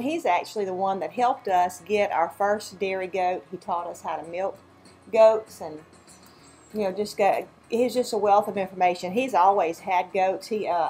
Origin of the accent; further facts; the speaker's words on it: Baker, Louisiana, United States; moved away as an adult; now in Mississippi, United States; we grew up in Baker, Louisiana. We were both born down there, and we're in Mississippi now. But anyway, we grew up in subdivisions.